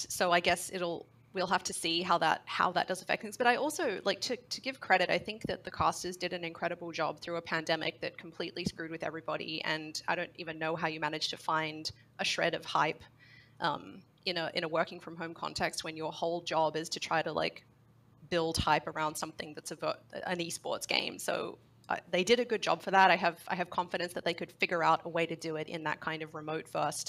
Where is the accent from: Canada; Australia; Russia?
Australia; this has not ruined my League watching experience, and I'm from Australia.